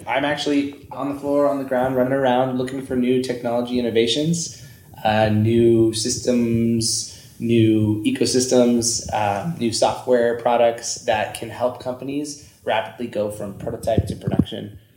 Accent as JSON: {"language": "English", "region": "Northern California", "country": "United States", "also_born_or_lived": "Santa Barbara / Los Angeles", "moved": "as an adult", "lives_now": "Reno, United States", "said": "from Northern California"}